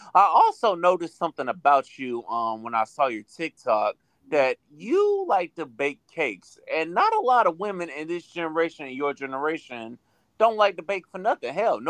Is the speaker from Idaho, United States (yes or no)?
no; St. Petersburg, Florida, United States; moved away; My hometown is St. Petersburg, Florida. Shout out to St. Pete. That's by Tampa, if you don't know. So it's the Tampa Bay area.